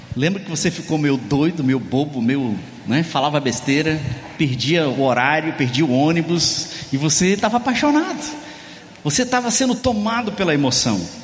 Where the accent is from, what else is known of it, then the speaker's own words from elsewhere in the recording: Brazil; now in Ceará, Brazil; somos latinos, somos brasileiros, somos cearense.